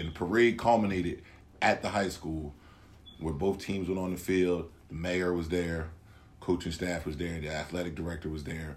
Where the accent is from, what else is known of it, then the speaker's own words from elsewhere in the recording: Salem, New Jersey, United States; moved away as an adult; now in Penns Grove, United States; we are from Salem, New Jersey, and we are alumni of Salem, New Jersey